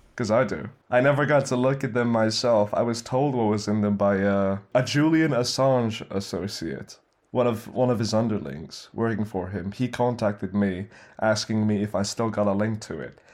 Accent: Philippines; also born or lived in Middle East; me being Filipino

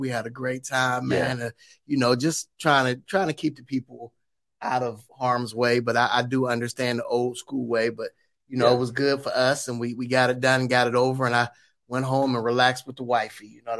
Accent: Youngstown, Ohio, United States; I'm from Youngstown.

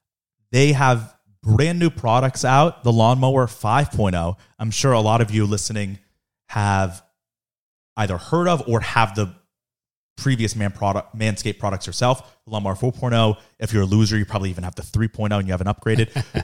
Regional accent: Florida, United States; even though I grew up in Florida, but the town I grew up in is mostly New Yorkers, so that's just the way it is.

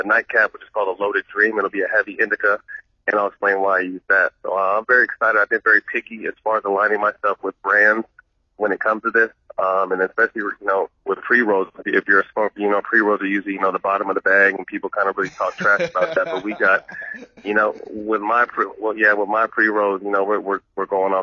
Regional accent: Sacramento, California, United States; a local company in Sacramento, my hometown

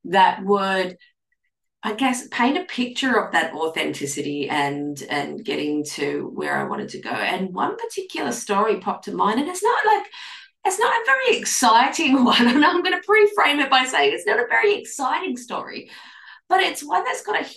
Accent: Australia; I'm an Australian clinical nutritionist

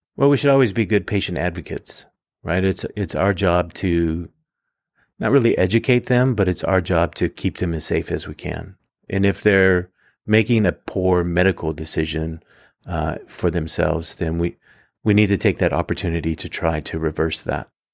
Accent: Fresno, California, United States; now in Reedley, United States; I was born and raised in Fresno

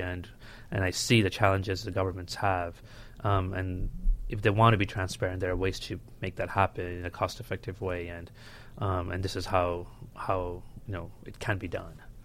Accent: Bangladesh; now in United States; I was born and raised in Bangladesh

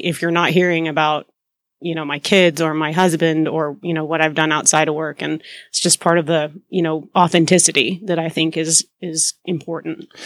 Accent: Deep South Texas, United States; also born or lived in Boston; I am a born and raised Texan. Um, I grew up in Deep South Texas

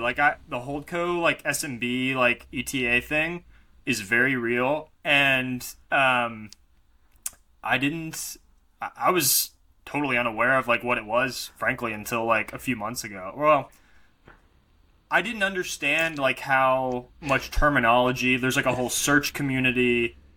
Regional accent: Arkansas, United States; I grew up in Arkansas

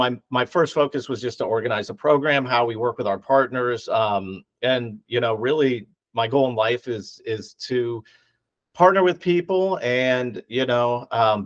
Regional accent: Ohio, United States; I was from Ohio

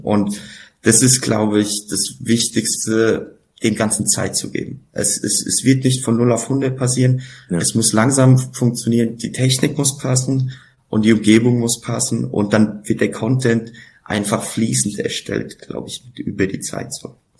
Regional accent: Laufach, Bavaria, Germany; also born or lived in Frankfurt; lauffach, mein Heimatdorf

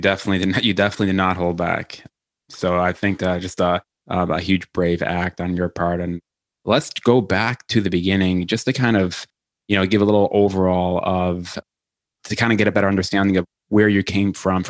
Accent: Michigan, United States; now in New York, United States; growing up in Michigan, you know, our family also, you know, called it supper. I only changed the dinner once I moved to New York

